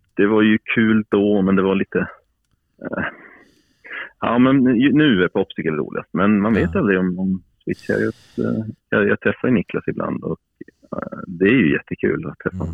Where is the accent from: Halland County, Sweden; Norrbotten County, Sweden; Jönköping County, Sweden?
Norrbotten County, Sweden; Piteå; moved away; also born or lived in Stockholm; jag flyttade från Piteå nittonhundraåttiofem